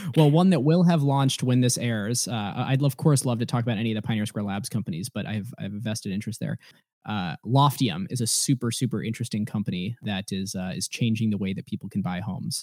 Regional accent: Ohio, United States; moved away as an adult; now in Seattle, United States; i grew up in ohio

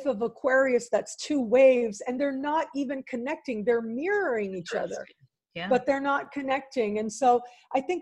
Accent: Canada; I am Canadian

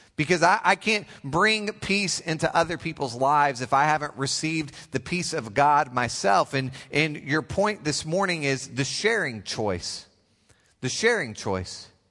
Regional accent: Oklahoma, United States; I come all the way from the great state of Oklahoma

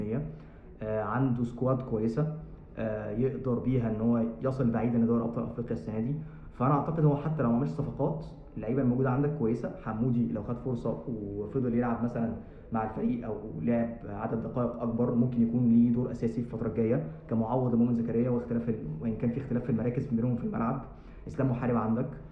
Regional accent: Egypt; احنا العرف عندنا في مصر

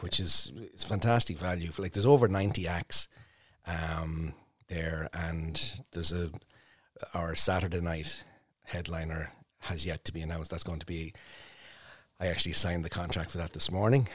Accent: Portlaoise, Leinster, Ireland; also born or lived in Dublin; now in Emo, Ireland; I would have grown up in Port Leash

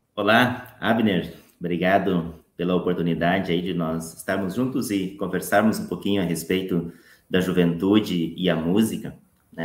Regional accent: Paraná, Brazil; now in Porto Alegre, Brazil; Sou natural do, do, estado do Paraná

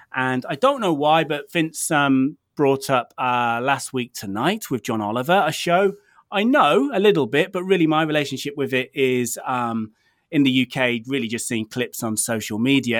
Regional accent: United Kingdom; I'm British

